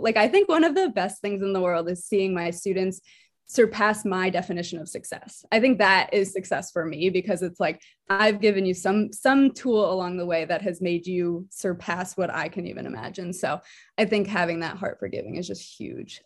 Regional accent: New Jersey, United States; now in Philadelphia, United States; I am originally from New Jersey, living in Philadelphia right now

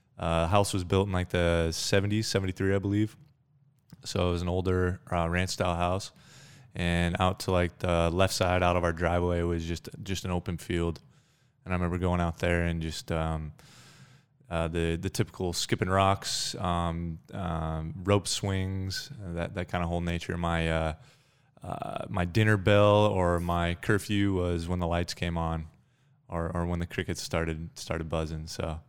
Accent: Thornton, Colorado, United States; So I grew up in Thornton, Colorado, which is just a little bit north of Denver, about 20 miles.

